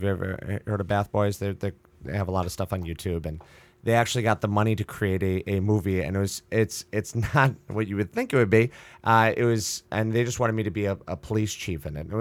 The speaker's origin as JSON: {"language": "English", "town": "Milwaukee", "region": "Wisconsin", "country": "United States", "moved": "as an adult", "lives_now": "Los Angeles, United States", "said": "I'm from Milwaukee, Wisconsin"}